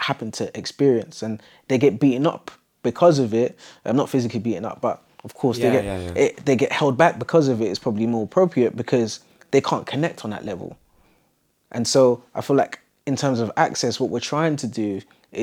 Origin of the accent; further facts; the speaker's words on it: London, United Kingdom; I grew up in Southeast London, quite close to Elephant Castle.